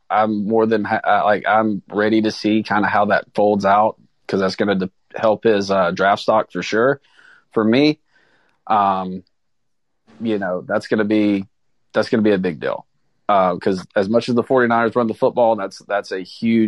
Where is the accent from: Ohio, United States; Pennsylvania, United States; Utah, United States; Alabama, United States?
Alabama, United States; we're all from Alabama.